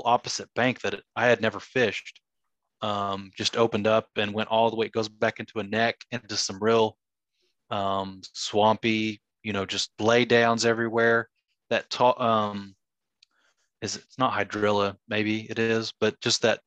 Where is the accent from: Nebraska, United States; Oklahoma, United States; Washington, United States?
Oklahoma, United States; Marlow; moved away; where I grew up in Marlow